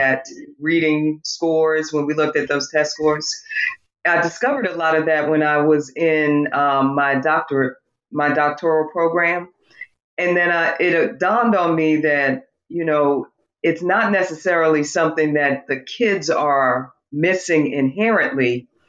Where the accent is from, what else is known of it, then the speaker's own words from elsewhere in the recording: North Santee, South Carolina, United States; where I grew up in the North Santee area